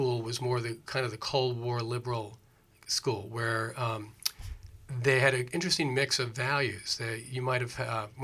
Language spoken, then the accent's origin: English; New York City, New York, United States; moved away as an adult; I'm a New Yorker. I grew up in the Lower East Side of Manhattan